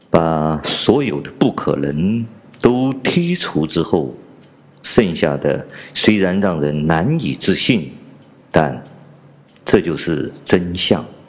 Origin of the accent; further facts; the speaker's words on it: China; 作为一个普通的中国人，我和大部分中国人一样，小时候在农村呢，既养过猪，也养过鸡